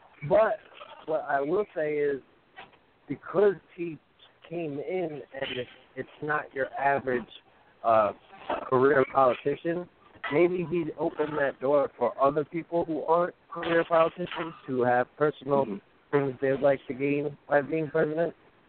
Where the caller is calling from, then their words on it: New York, United States; I'm from New York.